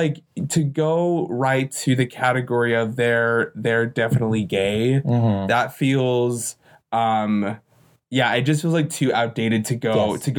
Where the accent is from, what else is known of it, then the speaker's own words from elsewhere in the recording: Utah, United States; living and growing up in Utah, a little bit away from Salt Lake City